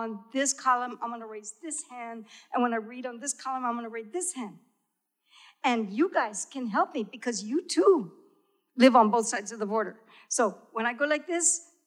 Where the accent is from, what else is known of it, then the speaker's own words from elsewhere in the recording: Texas, United States; I grew up in Tex y Mex, you know? We spoke half English, half Spanish.